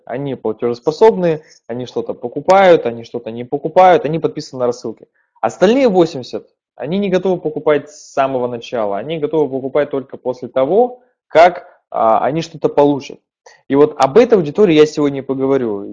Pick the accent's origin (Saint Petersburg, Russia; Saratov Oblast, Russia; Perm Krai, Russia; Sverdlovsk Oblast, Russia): Perm Krai, Russia; Perm; Я сам из Перми.